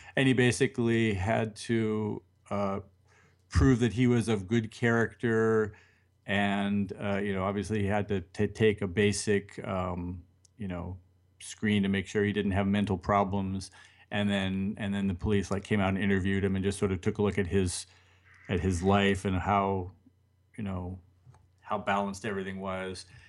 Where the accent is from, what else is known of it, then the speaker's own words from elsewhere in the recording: United States; now in Japan; as an American